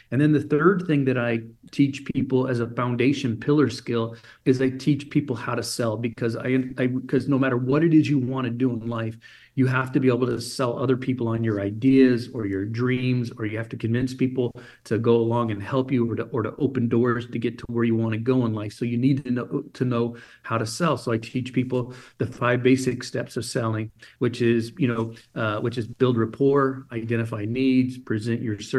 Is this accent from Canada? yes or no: no; Germany; so I grew up in Germany as an illegal alien.